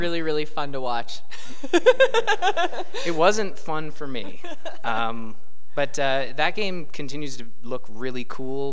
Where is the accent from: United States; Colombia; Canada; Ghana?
Canada; we're Canadian